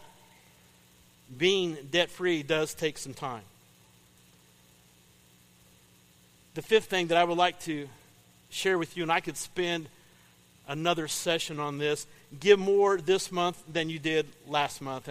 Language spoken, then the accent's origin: English; Paris, Illinois, United States; I grew up in Paris. Paris, Illinois